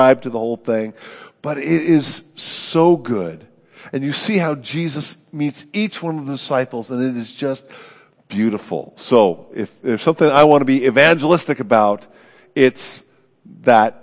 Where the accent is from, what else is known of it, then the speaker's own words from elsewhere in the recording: Oakland, California, United States; moved away; my hometown of Oakland.